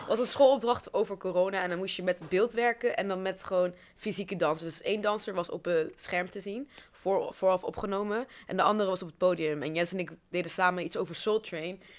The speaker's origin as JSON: {"language": "Dutch", "town": "Arnhem", "region": "Gelderland", "country": "Netherlands", "tie": "born or raised there", "said": "Ik woon in Arnhem, ben hier ook eh, geboren, al mijn hele leven"}